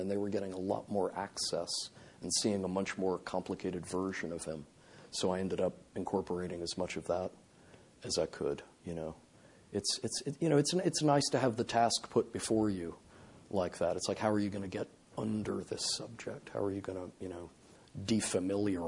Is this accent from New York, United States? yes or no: no; Indiana, United States; growing up in Indiana